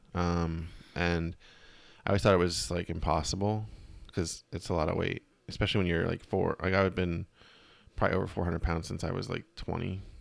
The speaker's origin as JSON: {"language": "English", "town": "Reading", "region": "Pennsylvania", "country": "United States", "tie": "born or raised there", "moved": "yes", "said": "I just went to one in my hometown"}